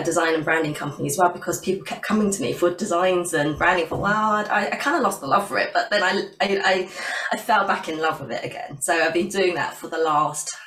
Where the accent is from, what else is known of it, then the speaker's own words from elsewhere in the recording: West Sussex, South East England, United Kingdom; moved away as an adult; also born or lived in London; I've moved back to down to my hometown in West Sussex, so near the coast